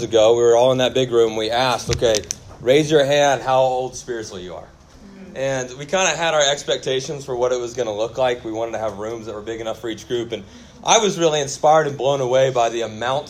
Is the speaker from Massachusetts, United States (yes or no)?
no; Kennesaw, Georgia, United States; also born or lived in Auburn; I'm actually from Kennesaw, so that's where I grew up.